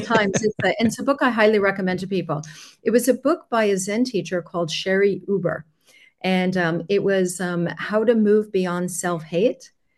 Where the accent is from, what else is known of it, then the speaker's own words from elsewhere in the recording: Long Island, New York, United States; now in Switzerland; I was born near the water. I was born on Long Island